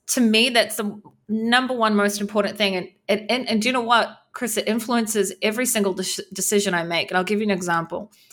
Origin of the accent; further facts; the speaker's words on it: New Zealand; moved away as an adult; now in Israel; I grew up in New Zealand. I live, I've been living in Israel for fourteen years